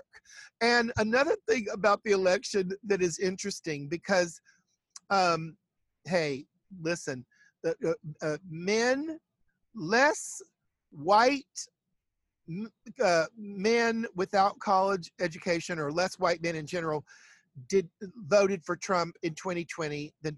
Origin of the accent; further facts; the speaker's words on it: the South, United States; I'm from the South